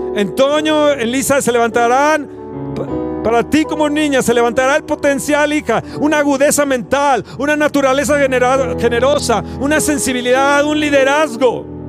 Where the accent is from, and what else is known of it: Mexico